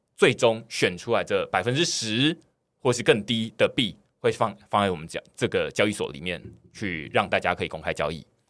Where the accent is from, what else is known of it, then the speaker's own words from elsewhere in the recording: Taiwan; 我自己身为台湾人